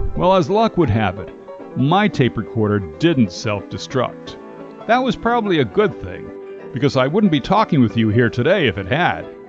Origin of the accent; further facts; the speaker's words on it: United States; I grew up in the suburbs but my hometown was only a short bus ride away from New York City